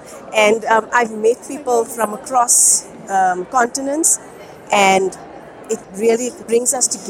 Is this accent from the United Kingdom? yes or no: no; South Africa; I'm from South Africa.